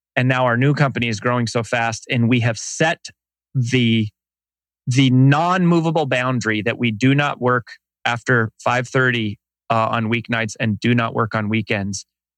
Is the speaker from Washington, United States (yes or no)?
no; Colorado, United States; moved away as an adult; also born or lived in Boulder, Colorado / Frederick, Colorado / Denver, Colorado; now in Nashville, United States; Technically, I was born in a trailer park in Boulder, Colorado. I went to high school in a small town called Frederick, Colorado. Then I went to the University of Denver.